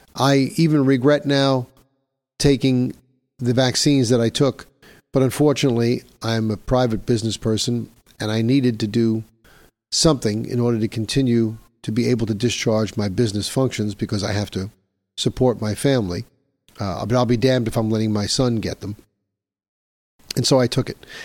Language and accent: English; New York City, New York, United States; here in my hometown of New York City